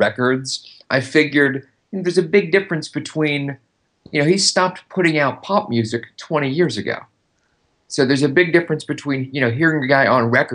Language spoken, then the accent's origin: English; Long Island, New York, United States; now in Los Angeles, United States; I grew up on Long Island